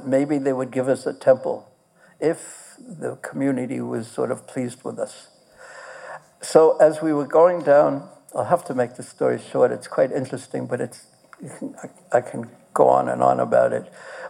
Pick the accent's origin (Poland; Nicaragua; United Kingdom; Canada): Poland; Oh, I'm from Poland.